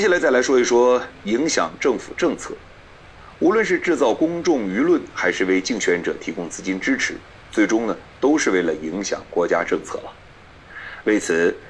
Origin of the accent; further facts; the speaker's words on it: China; 我们中国人